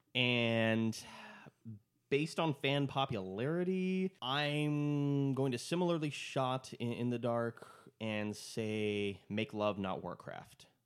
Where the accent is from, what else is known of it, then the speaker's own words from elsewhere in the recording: United States; I'm American